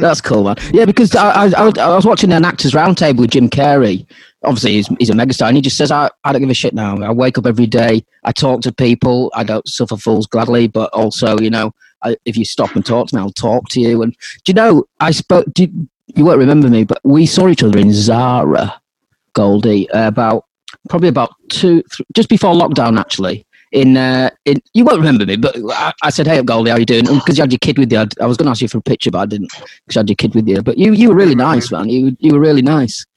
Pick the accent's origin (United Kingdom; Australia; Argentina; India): United Kingdom; Harrogate, Yorkshire and the Humber; moved away as an adult; now in Bangkok, Thailand; I'm from North Yorkshire, uh, near well Harrogate actually